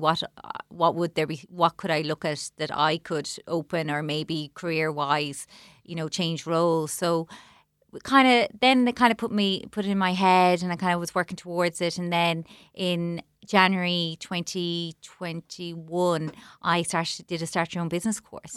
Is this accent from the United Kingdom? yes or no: no; Clonmel, Munster, Ireland; I'm from Clonmel. I'm gonna open a shop in Clonmel